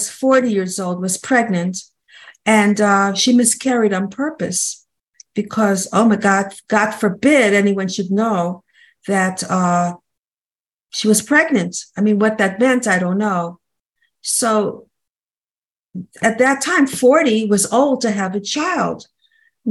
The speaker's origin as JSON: {"language": "English", "region": "New Jersey", "country": "United States", "said": "I'm from New Jersey"}